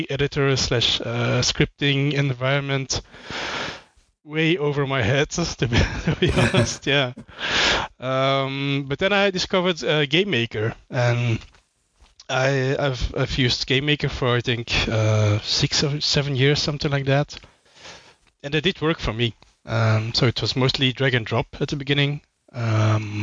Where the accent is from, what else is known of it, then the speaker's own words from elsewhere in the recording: Belgium; I'm from Belgium.